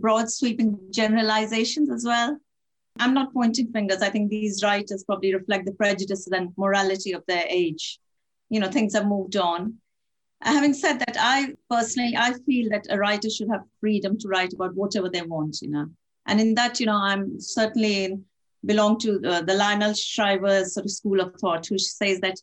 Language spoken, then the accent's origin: English; Italy; also born or lived in India / France; now in Manchester, United Kingdom; I was born in India, brought up in Italy, lived in France, of course now live in Manchester